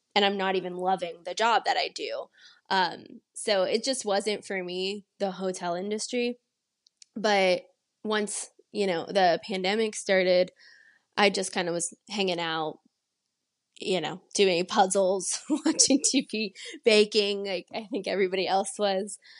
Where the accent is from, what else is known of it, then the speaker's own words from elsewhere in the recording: San Antonio, Texas, United States; also born or lived in Pittsburgh; I'm originally from San Antonio, Texas, and I grew up mostly there